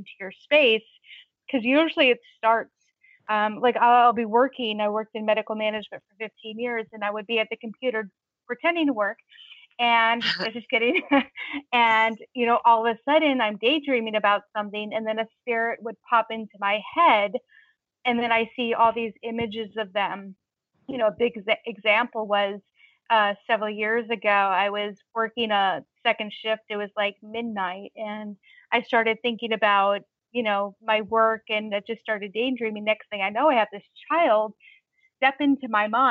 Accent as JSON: {"language": "English", "town": "Long Beach", "region": "California", "country": "United States", "tie": "born or raised there", "moved": "yes", "lives_now": "New Hampshire, United States", "said": "Growing up in Long Beach, California, where I grew up"}